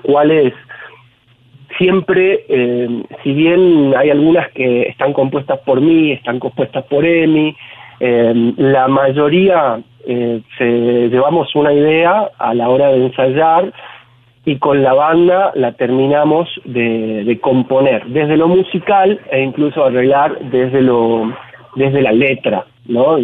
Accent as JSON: {"language": "Spanish", "region": "Tucumán", "country": "Argentina", "moved": "yes", "lives_now": "Salta, Argentina", "said": "yo soy tucumano, pero ya estoy radicado en Salta hace casi 15 años"}